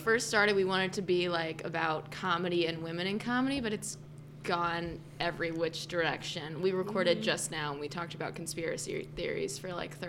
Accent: St. Louis, Missouri, United States; St. Louis.

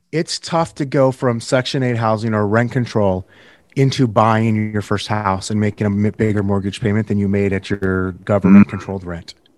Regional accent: Northern California, United States; moved away; I'm from Northern California originally

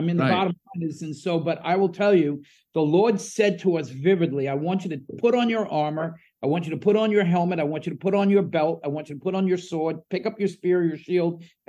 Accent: New Jersey, United States; Yeah, I'm from Jersey

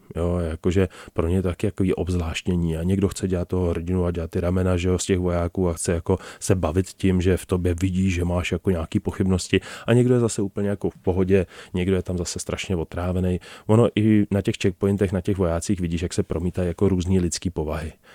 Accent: Czechia; jsme se narodili v České republice

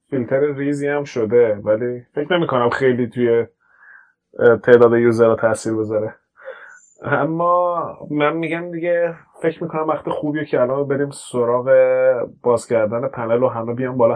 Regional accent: Iran; میدونست من ایرانیم

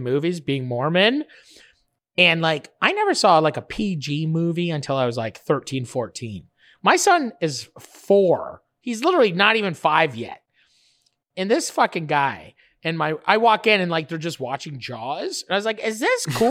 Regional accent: Fort Erie, Ontario, Canada; I grew up right in Fort Erie, right across from Buffalo.

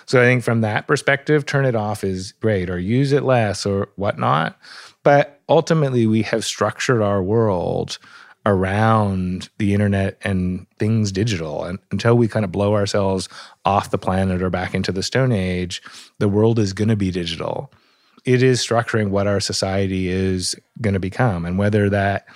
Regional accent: Canada; also born or lived in Toronto; I live in Toronto, which gives me the bonus of not being at the center of the tech empire every day and also being a Canadian looking over the border

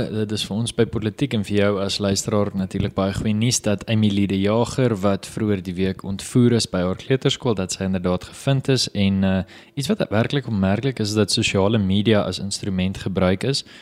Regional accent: South Africa

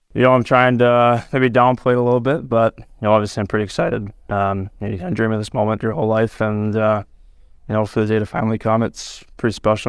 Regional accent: Gilroy, California, United States; moved away; my hometown city

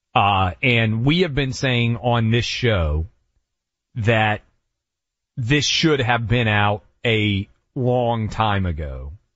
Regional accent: Nashville, Tennessee, United States; this is my hometown

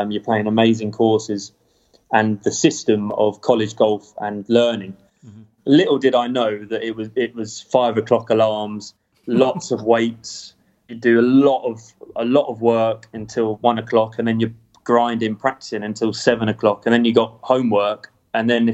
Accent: England, United Kingdom; now in United States; Moore Park was the top club in my county

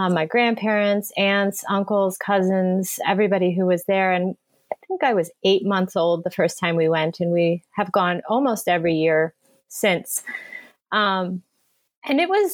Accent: United States; I was born in the United States. I grew up here. I've been here my whole life

